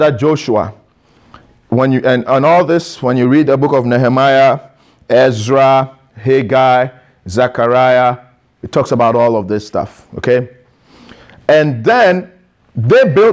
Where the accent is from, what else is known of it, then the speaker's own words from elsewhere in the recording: Ghana; I am Ghanaian